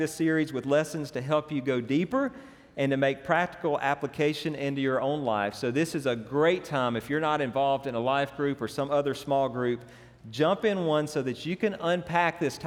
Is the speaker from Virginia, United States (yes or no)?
no; Franklin, Louisiana, United States; I grew up in Franklin, it's kind of a small town.